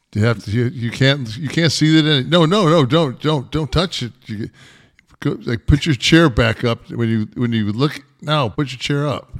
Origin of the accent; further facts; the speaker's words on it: Detroit, Michigan, United States; I was born in Hartford Hospital in Detroit